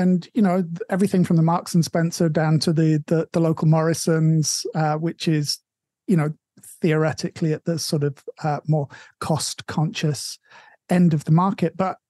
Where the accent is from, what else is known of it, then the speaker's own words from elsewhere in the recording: England, United Kingdom; moved away; my hometown is one of those towns. The Tesco is the biggest thing there.